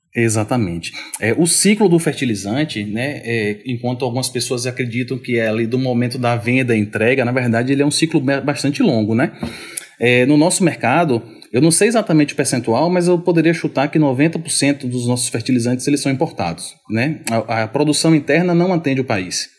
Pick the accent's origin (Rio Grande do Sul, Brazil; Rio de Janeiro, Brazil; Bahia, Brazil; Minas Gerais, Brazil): Bahia, Brazil; Mundo Novo; also born or lived in Salvador; Eu sou do sertão da Bahia. Eu sou de uma cidadezinha chamada Mundo Novo.